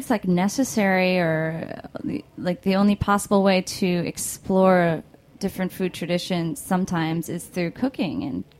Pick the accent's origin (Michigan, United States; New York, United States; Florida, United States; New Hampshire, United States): New York, United States; New York City; as a New Yorker, I'm like, no way.